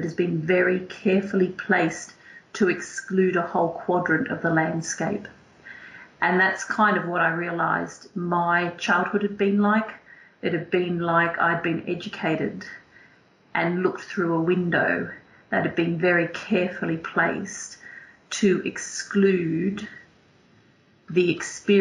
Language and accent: English; Northern Territory, Australia; moved away; I grew up in a mining town at the top of Australia in the Northern Territory